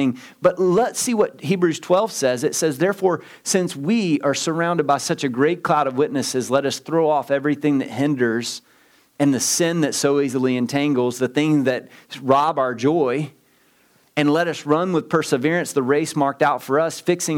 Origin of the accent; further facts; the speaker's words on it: Southeast Texas, United States; I'm from Southeast Texas